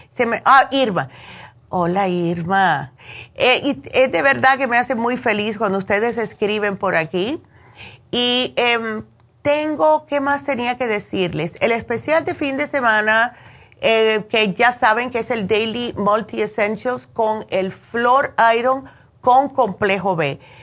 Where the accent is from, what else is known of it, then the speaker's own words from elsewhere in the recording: Cuba; siendo buena cubana